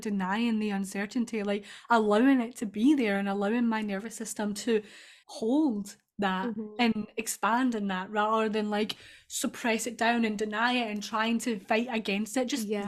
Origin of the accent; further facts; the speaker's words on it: Scotland, United Kingdom; accent: Scottish; I'm Scottish